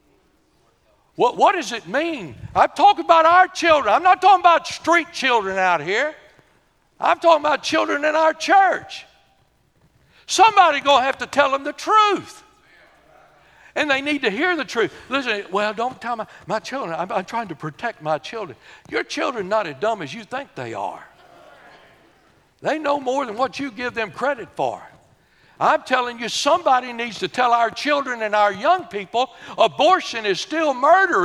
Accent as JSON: {"language": "English", "town": "Corrigan", "region": "Texas", "country": "United States", "tie": "born or raised there", "said": "We were raised in Corrigan."}